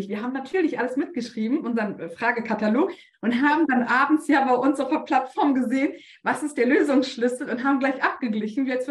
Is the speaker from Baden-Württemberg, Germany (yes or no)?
no; Bremen, Germany; weil ich komme aus Bremen.